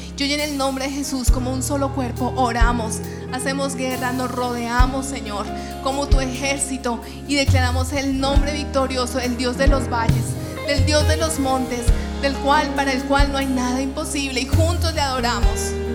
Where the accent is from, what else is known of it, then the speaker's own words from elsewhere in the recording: Colombia; nuestra Colombia